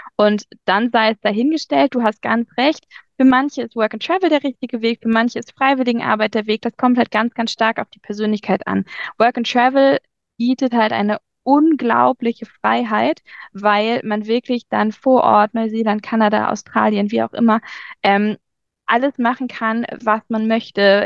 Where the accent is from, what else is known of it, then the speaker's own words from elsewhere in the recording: Germany; bei uns in Deutschland